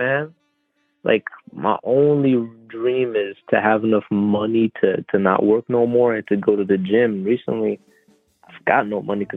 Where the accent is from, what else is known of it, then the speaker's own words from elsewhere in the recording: Canada; I'm French Canadian